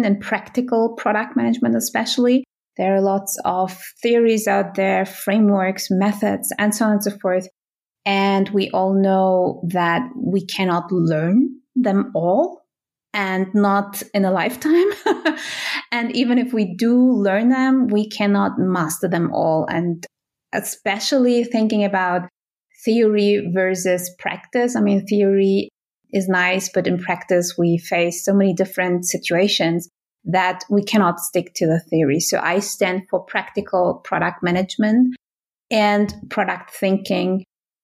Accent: Berlin, Germany; moved away as an adult; now in Switzerland; I come from Germany originally. I come from Berlin.

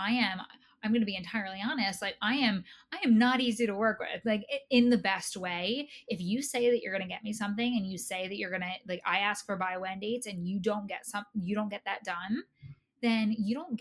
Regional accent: New Jersey, United States; I'm from New Jersey.

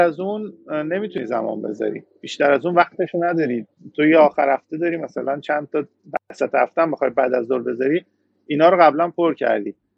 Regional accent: Iran; moved away as an adult; now in Canada; من ایرانیم

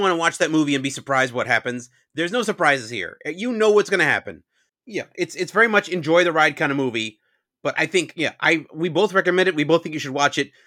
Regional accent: New York suburbs, United States; I'm from New York, but I grew up in the suburbs

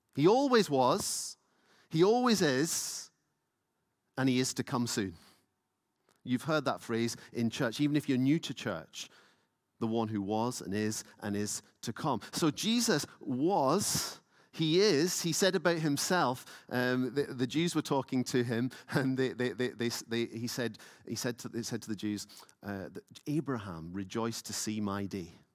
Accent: Lewis, Scotland, United Kingdom; now in Edinburgh, United Kingdom; I grew up in Lewis, so you were rigid in worship

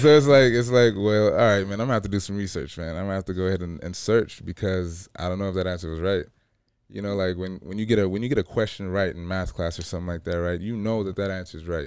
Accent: Los Angeles, California, United States; I grew up in L A. I'm from, you know, I grew up in South Central

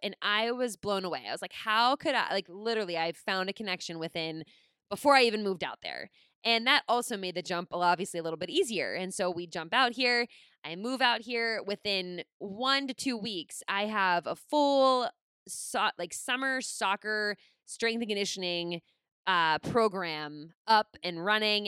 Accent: Pittsburgh, Pennsylvania, United States; moved away as an adult; I was from Pittsburgh

